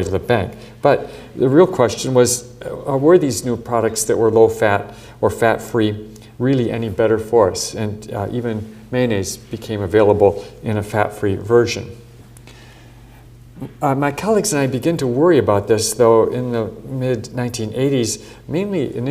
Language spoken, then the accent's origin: English; Midwest, United States; growing up in the Midwest in the United States